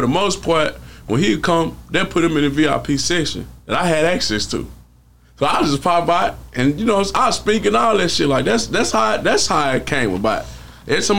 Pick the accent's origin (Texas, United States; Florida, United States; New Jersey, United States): Texas, United States; Houston; growing up in Houston